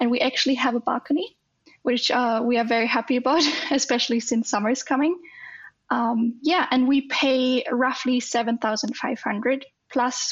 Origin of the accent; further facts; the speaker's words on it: Germany; now in Sweden; I'm from Germany